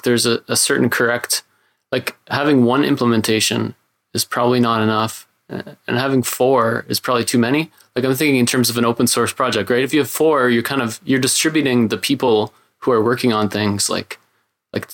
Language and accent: English; Canada; I'm Canadian